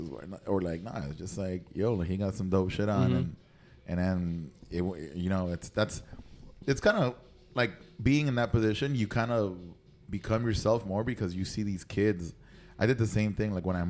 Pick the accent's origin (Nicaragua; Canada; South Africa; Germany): Nicaragua; I grew up in Nicaragua.